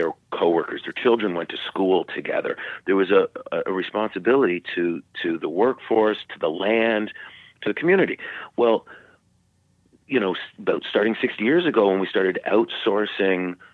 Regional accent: Canada; now in United States; I grew up in Canada, and I'm Canadian. I'm a dual citizen.

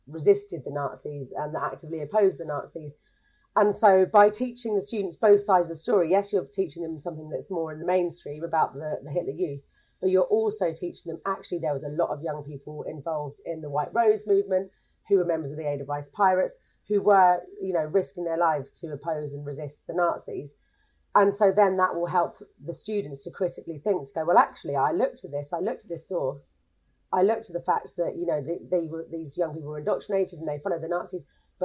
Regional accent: London, United Kingdom; moved away as an adult; now in Norwich, United Kingdom; I'm from London originally. I now live in Norwich.

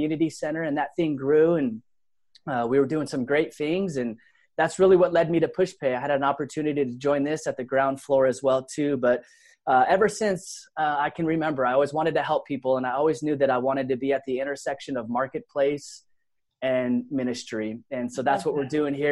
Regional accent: Laguna Beach, California, United States; also born or lived in San Diego; I was born in Southern California, Laguna Beach, in fact, in Orange County

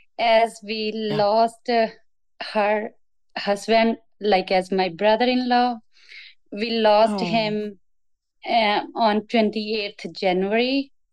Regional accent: India; now in Calgary, Canada; Originally, I'm from India.

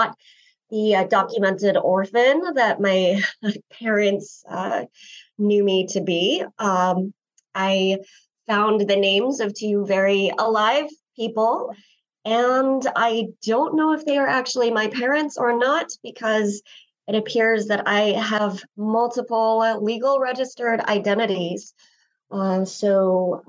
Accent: Greeley, Colorado, United States; also born or lived in South Korea; I grew up in Greeley

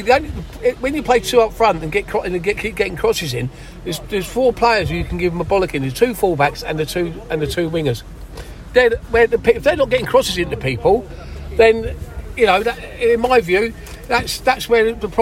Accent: Ramsgate, South East England, United Kingdom; moved away as an adult; now in Manchester, United Kingdom; I'm from Ramsgate in Kent, originally.

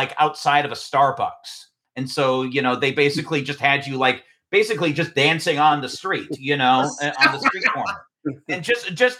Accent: California, United States; I was raised in California, very much had the California experience

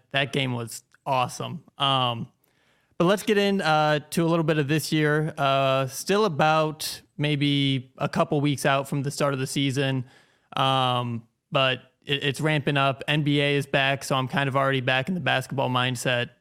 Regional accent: Manning, Iowa, United States; I grew up in Manning, Iowa.

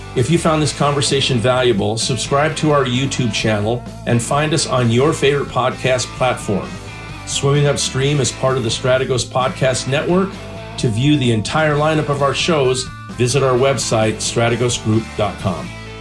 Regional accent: Idaho, United States; the great state of Idaho, my home state

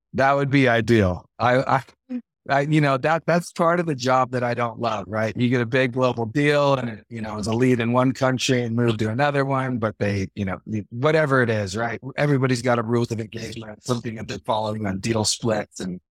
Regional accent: Livermore, California, United States; now in Eagle Mountain, United States; I grew up in the East Bay in Livermore, California, but I've been in Utah 19 years now.

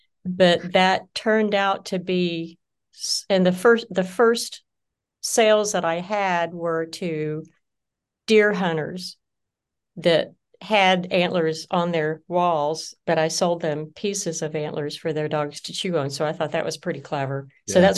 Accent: Deep South, United States; also born or lived in Oklahoma; I'm Southern by birth. Well, that's not true. I was born in Oklahoma, but I grew up in the South, in the Deep South, in the Jimmy Carter South.

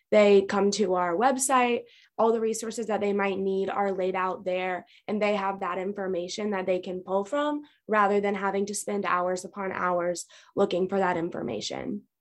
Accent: Raleigh, North Carolina, United States; I grew up right here in Raleigh.

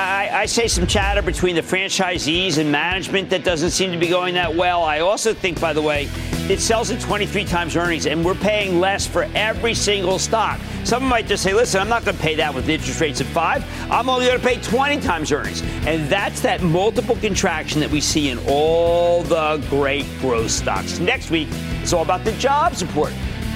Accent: New Jersey, United States; Hey, how about we go to Marvin in my home state of New Jersey?

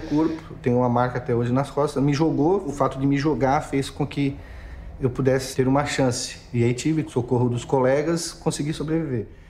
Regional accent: Imaruí, Santa Catarina, Brazil; now in Criciúma, Brazil; Eu sou de Imaruí, é uma cidadezinha a 110 quilômetros ao norte de Criciúma, a 89 quilômetros

